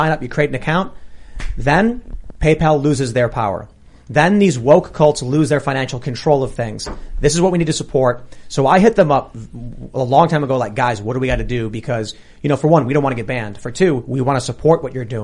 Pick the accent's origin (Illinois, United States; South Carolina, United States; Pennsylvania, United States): Illinois, United States; Chicago; I grew up in Chicago, completely urban, secular, atheist, liberal